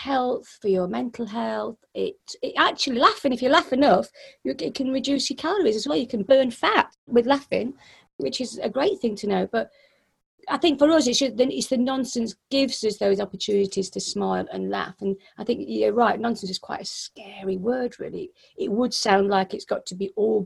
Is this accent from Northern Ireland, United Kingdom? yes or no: no; Yorkshire and the Humber, United Kingdom; I'm from Yorkshire